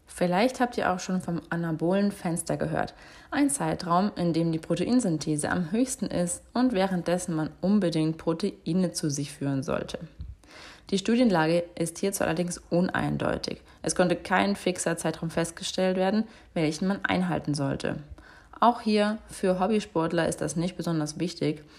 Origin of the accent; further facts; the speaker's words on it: Germany; bei uns in Deutschland